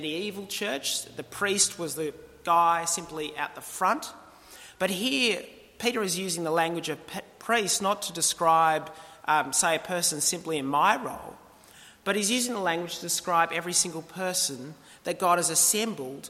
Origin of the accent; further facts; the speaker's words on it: Australia; our culture as Australians